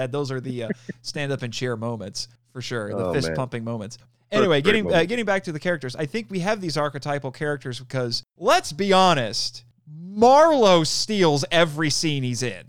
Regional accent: Indiana, United States; I'm from Indiana

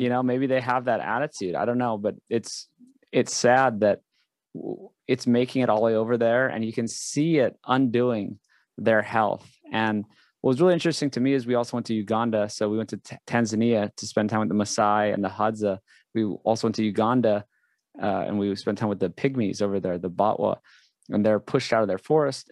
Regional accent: Hawaii, United States; I grew up in Hawaii.

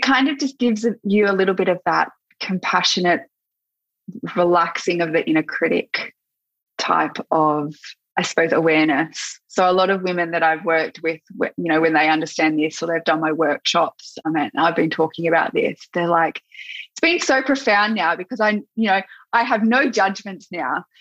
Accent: Gippsland, Victoria, Australia; moved away; I'm from Gippsland

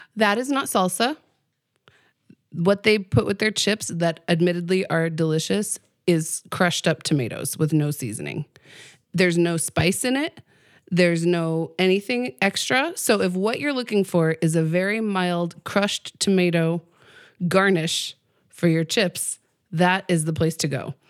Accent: Pueblo, Colorado, United States; I grew up in Pueblo

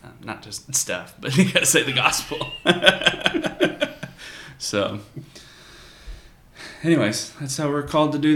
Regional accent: the South, United States; growing up in the South

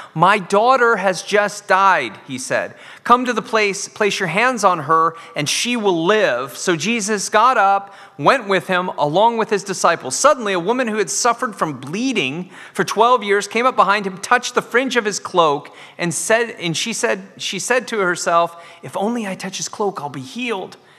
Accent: United States; now in Dundee, United Kingdom; I'm an American in Dundee

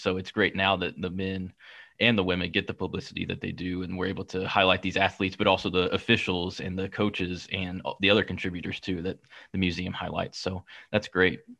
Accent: Kansas City, Missouri, United States; I'm from Kansas City

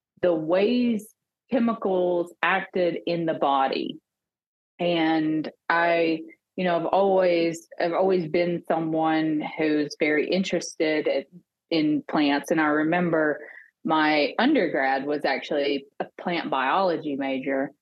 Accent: Arkansas, United States; So I grew up in small town Arkansas. I actually returned to my hometown after pharmacy school.

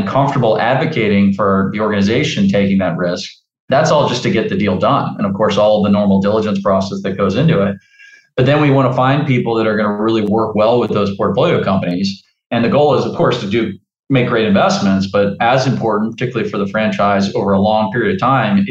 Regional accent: New Orleans, Louisiana, United States; the Idea Village is an incubator and accelerator in my hometown of New Orleans

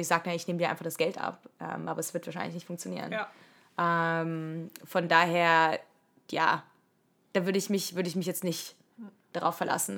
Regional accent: Germany; moved away as an adult; now in United States; die wir alles als Deutsche so machen

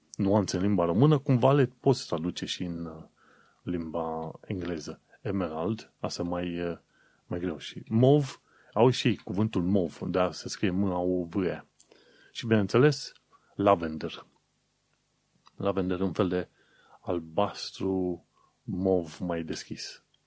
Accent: Romania; now in United Kingdom; noi ca români

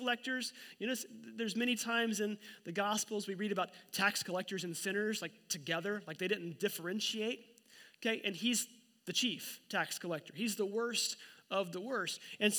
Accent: Oklahoma, United States; moved away; Joplin's about half an hour from my hometown in Oklahoma.

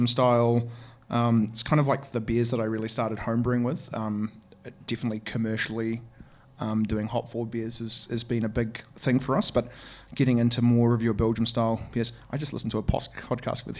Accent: New Zealand; we're from New Zealand.

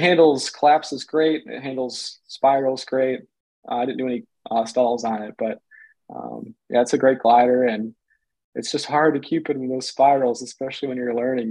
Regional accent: Michigan, United States; I'm from Michigan

